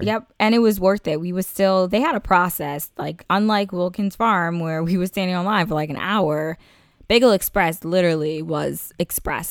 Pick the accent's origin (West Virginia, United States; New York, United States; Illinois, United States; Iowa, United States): New York, United States; I'm a New Yorker.